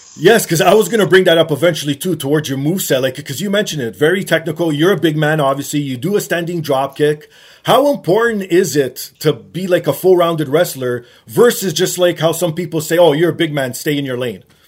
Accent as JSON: {"language": "English", "country": "Canada", "tie": "born or raised there", "said": "Growing up in Canada, you like you know we have more snow"}